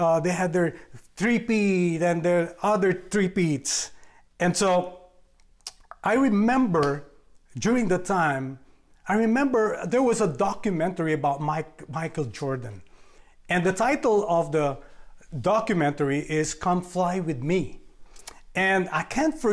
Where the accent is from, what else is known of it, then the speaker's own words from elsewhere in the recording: Philippines; moved away as an adult; I'm from the Philippines. I was born there and grew up there.